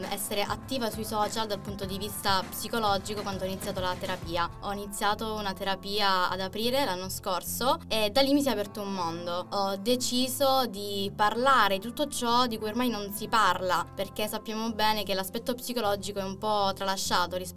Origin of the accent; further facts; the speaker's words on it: Mirto Crosia, Calabria, Italy; moved away as an adult; now in Chieti, Italy; ho 21 anni, sono calabrese, vengo da un piccolo paesino in provincia di Cosenza